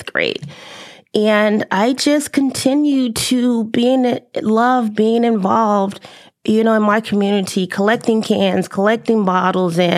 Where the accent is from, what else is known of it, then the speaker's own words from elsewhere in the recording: Chicago, Illinois, United States; moved away as an adult; also born or lived in Alabama; now in Texas, United States; I was born and raised in Chicago